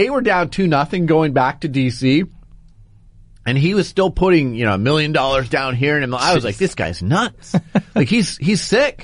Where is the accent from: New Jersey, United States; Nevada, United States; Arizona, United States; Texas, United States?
Arizona, United States; Phoenix; moved away; also born or lived in Portland, Oregon; Phoenix is my hometown, so it was fun to be in my hometown for a day.